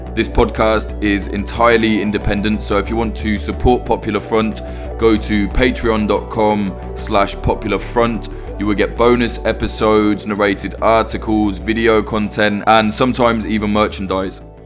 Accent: United Kingdom; a Brit

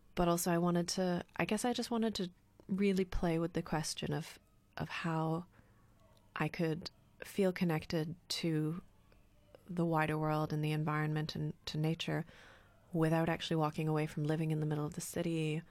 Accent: Canada; also born or lived in United Kingdom; now in Berlin, Germany; in Canada when I was growing up

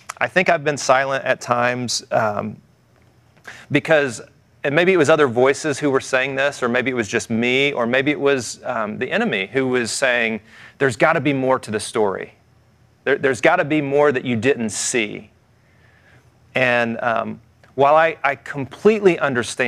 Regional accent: the South, United States; I grew up in the South

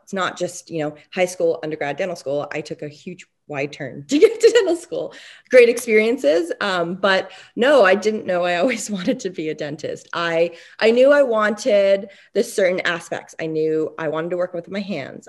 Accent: Canada; also born or lived in Montreal; I was born and raised in Canada.

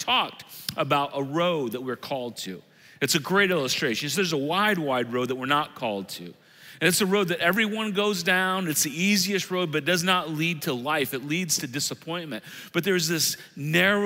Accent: Illinois, United States; now in Ohio, United States; I moved to Ohio in 1995. I grew up in Illinois, but I've been in Ohio longer than any place in my life

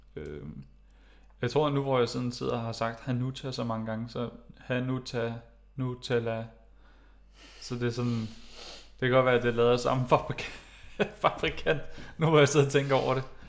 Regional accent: Greve, Zealand, Denmark; jeg er vokset op i Greve

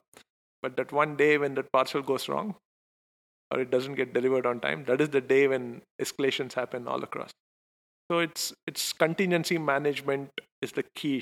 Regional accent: Bangalore, Karnataka, India; I'm Indian, so it was like natural for me to just go back home. And I'm very fortunate to be from Bangalore

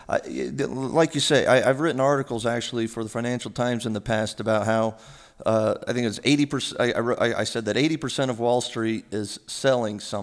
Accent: New Mexico, United States; moved away as an adult; also born or lived in New York; I'm originally from New Mexico, and I started off serving coffee at a Starbucks when I moved to New York with a one-way ticket when I graduated college

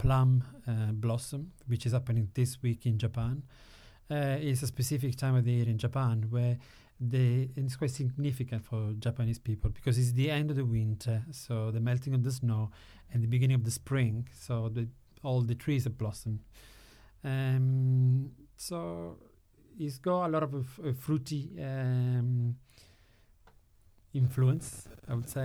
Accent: Sicily, Italy; moved away; I'm from Sicily, but my grandmother was from Florence

